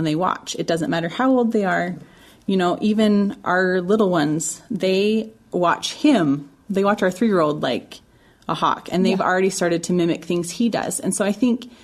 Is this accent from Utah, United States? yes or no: yes; Utah, United States; I'm from Utah